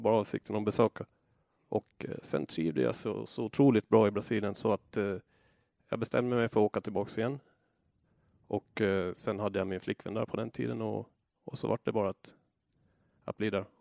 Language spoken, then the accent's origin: Swedish; Åland Islands; moved away as an adult; also born or lived in Föglö; now in Brazil; halva året så var jag hemma på Åland och arbetade